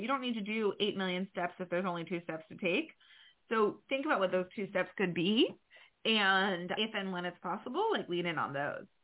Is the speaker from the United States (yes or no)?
yes; New York, United States; I'm a New Yorker